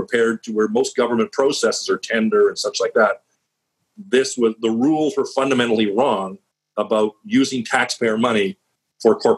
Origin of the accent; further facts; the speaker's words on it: Vancouver, British Columbia, Canada; now in Portland, United States; I'm from Vancouver, British Columbia, Canada